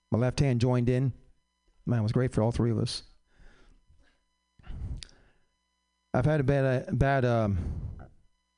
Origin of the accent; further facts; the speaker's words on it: San Francisco, California, United States; I was born in San Fran